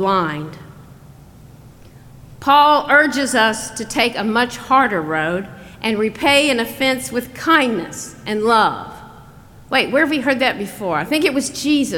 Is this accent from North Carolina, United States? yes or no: yes; North Carolina, United States; growing up in North Carolina